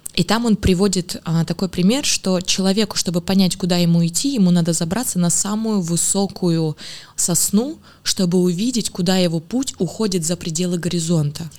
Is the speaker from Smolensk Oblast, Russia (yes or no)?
yes; Smolensk, Smolensk Oblast, Russia; я из Смоленска, там была школа танцев